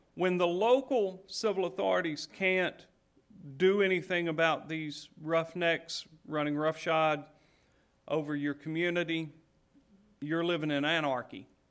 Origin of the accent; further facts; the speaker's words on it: Appalachia, United States; I grew up in Appalachia